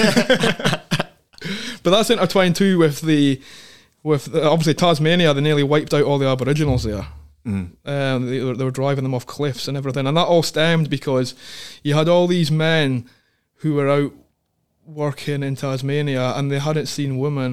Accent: Scotland, United Kingdom; moved away as an adult; also born or lived in Northern Territory, Australia / Queensland, Australia; now in Australia; being a Scotsman

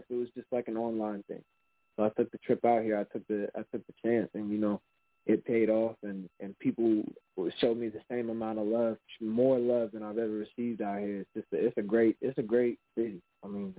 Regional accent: Portland, Oregon, United States; now in Houston, United States; I'm from Portland

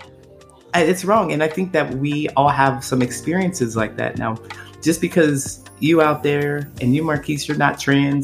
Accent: Ohio, United States; moved away as an adult; now in Chicago, United States; I grew up in that town. And when I left the town

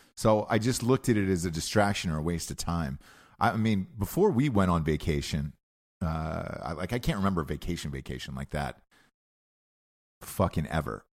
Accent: Georgia, United States; moved away; I was raised in Georgia my entire life

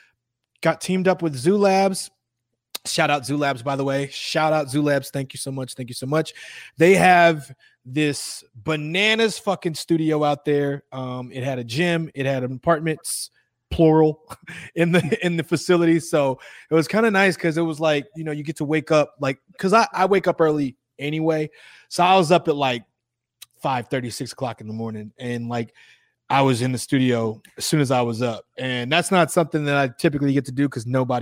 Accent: Chicago, Illinois, United States; moved away; I'm from Chicago

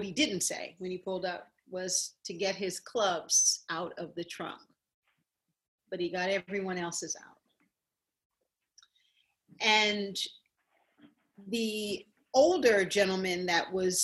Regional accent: Connecticut, United States; also born or lived in Woburn, Massachusetts; I grew up in Boston, Woburn, and my dad was an air pilot in the Air Force, and Hanscom Air Force Base. We also spent time at. Then I moved to Connecticut, so I grew up in Connecticut.

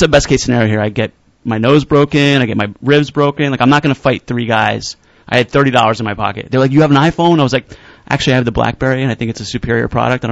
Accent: Elizabeth, New Jersey, United States; also born or lived in Poconos, Pennsylvania; now in New York, United States; Elizabeth. That's where I'm originally from, but then we left

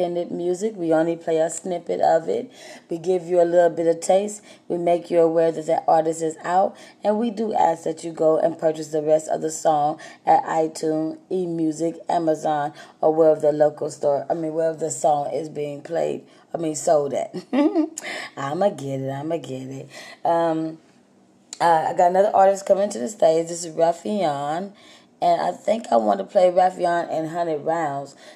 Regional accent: Texas, United States; I'm from Texas

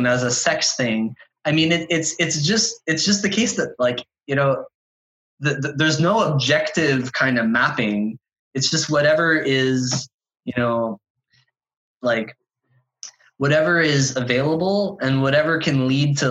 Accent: Canada; I'm a Canadian

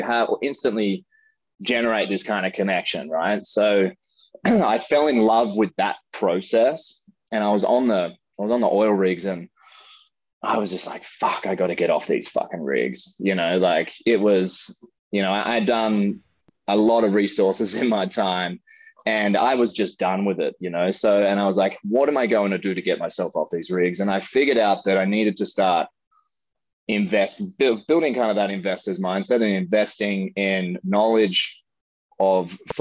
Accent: Australia; moved away as an adult; now in California, United States; being an Australian to relocate to the United States

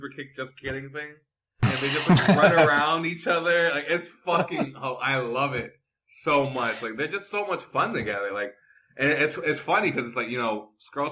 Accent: New York, United States; I'm a New Yorker

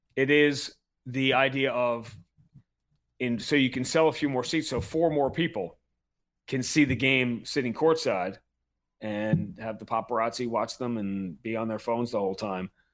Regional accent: New York, United States; moved away; I'm a Northeast kid. I grew up in New York

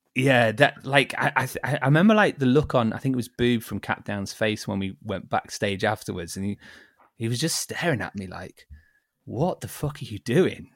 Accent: Liverpool, North West England, United Kingdom; also born or lived in Derby; I was born in Liverpool

